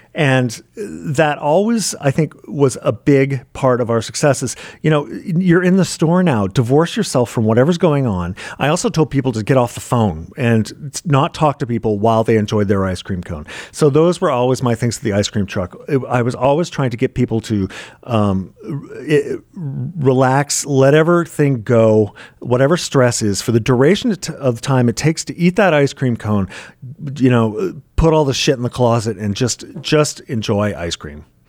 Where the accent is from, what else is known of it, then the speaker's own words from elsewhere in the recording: Maine, United States; now in New York City, United States; I'm from Maine, and that's my land.